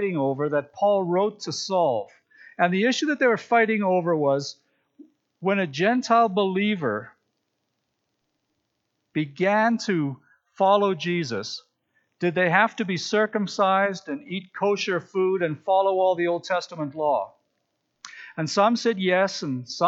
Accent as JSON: {"language": "English", "town": "Regina", "region": "Saskatchewan", "country": "Canada", "tie": "born or raised there", "said": "I grew up in Regina"}